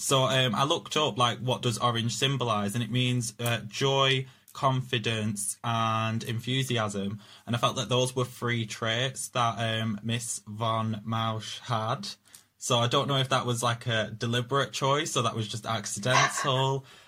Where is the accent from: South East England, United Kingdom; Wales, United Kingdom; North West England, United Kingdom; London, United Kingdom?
North West England, United Kingdom; Preston; People say I sound like I'm from Yorkshire, but I'm not. I'm just from Preston.